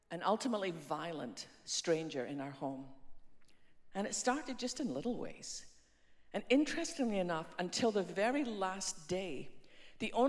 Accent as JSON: {"language": "English", "region": "west coast of Scotland", "country": "United Kingdom", "tie": "born or raised there", "moved": "yes", "lives_now": "Dallas, United States", "said": "You've probably worked out by now by my funny accent that although we live in Dallas, I didn't start there. I was born on the west coast of Scotland in a small fishing village there"}